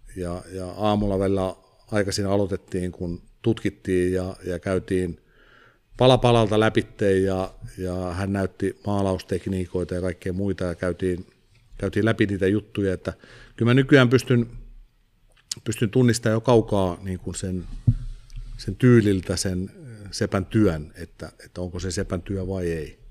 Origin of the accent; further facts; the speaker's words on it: Viiala, Pirkanmaa, Finland; Viialaan, mistä mä oon kotoisin